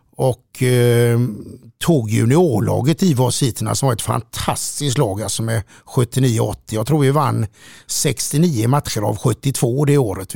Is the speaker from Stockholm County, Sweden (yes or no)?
no; Gothenburg, Västra Götaland, Sweden; från början var man en liten kille som eh, växte upp i jämbrott i Frölunda